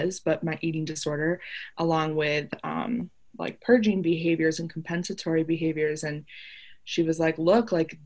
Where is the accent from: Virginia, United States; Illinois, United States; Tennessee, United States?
Illinois, United States; Chicago; I grew up in Chicago, so I'm like a big Chicago fan